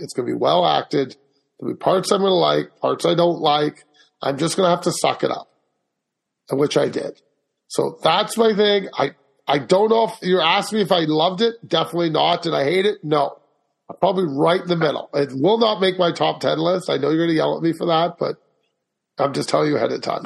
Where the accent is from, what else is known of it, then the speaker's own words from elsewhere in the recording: Canada; Being Canadian